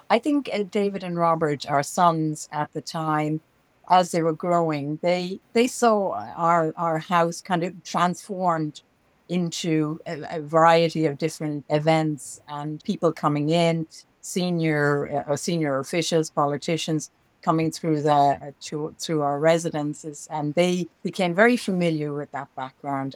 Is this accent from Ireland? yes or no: yes; Dublin, Leinster, Ireland; moved away as an adult; also born or lived in China / New York; I grew up in Dublin, in Ireland